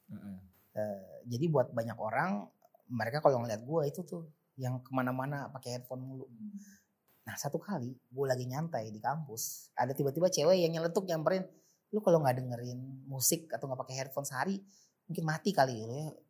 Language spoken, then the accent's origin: Indonesian; Jakarta, Indonesia; sebenarnya bukan asli Jakarta tapi dari kecil di Jakarta dan paham jalanan Jakarta karena gue kecil masa kecil itu Jakarta Timur